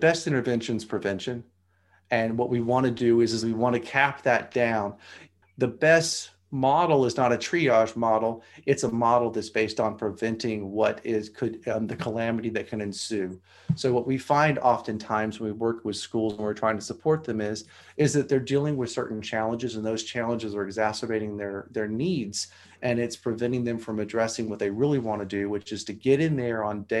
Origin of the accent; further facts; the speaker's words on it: Arkansas, United States; I came from the Appalachians of Arkansas and the Ozarks